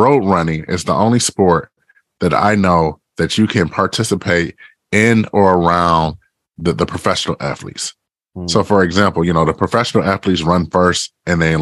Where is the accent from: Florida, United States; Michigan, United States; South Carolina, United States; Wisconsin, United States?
Michigan, United States; Detroit; So I grew up in Detroit, Michigan. I grew up on the east side of Detroit, you know, in the Ravendale neighborhood